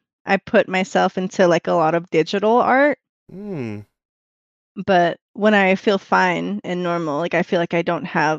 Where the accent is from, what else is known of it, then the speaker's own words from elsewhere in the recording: Utah, United States; And he's from North Carolina and I'm from Utah.